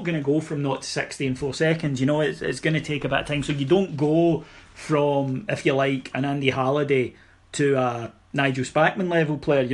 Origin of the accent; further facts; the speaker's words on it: Scotland, United Kingdom; as a Scotsman